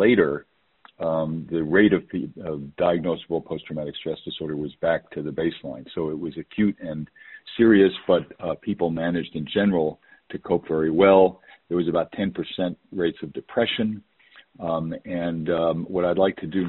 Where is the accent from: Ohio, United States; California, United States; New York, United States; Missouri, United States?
New York, United States; moved away; also born or lived in West Coast; I was born and raised in New York